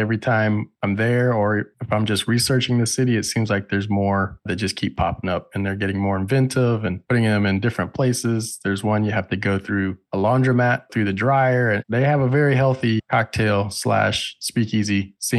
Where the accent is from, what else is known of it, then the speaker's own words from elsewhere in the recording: Canton, Ohio, United States; born there; Yeah, that's where I was born. I was born in Canton, Ohio.